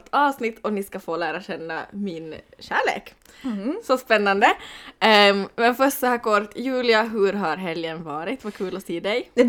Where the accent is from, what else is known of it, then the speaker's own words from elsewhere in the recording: Vasa, Ostrobothnia, Finland; Det är skönt att vara hemma i Österbotten